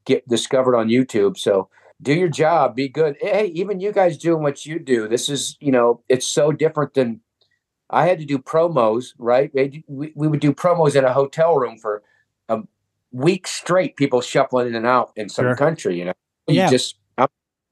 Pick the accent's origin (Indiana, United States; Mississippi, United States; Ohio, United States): Ohio, United States; Akron; I come from Akron